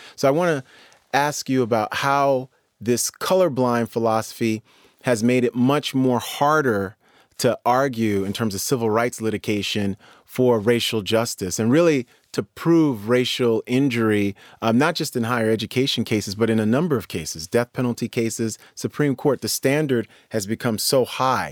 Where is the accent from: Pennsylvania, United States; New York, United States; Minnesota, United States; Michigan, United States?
New York, United States; New York City; I grew up in New York City